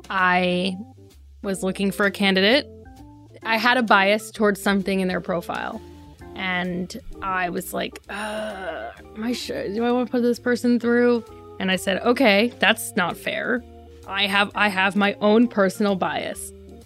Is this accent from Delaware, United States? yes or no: yes; Delaware, United States; I grew up in Delaware when he was a senator there